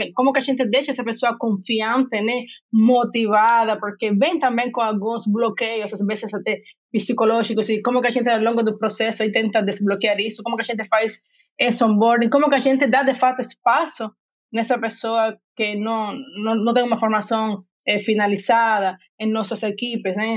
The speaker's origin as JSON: {"language": "Portuguese", "country": "Cuba", "also_born_or_lived": "Rio de Janeiro / Salvador", "second_language": "Portuguese", "moved": "as an adult", "lives_now": "São Paulo, Brazil", "said": "como vocês podem ver pelo meu sotaque, não sou brasileira, sou de Cuba, mas moro no Brasil tem 14 anos"}